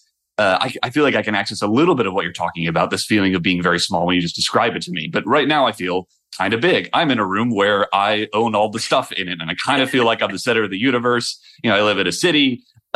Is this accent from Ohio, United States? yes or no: yes; Ohio, United States; I grew up in Ohio